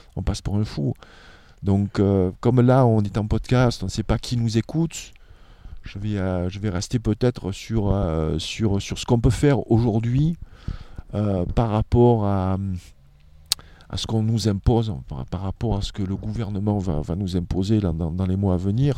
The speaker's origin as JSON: {"language": "French", "country": "France", "said": "En tant que Français"}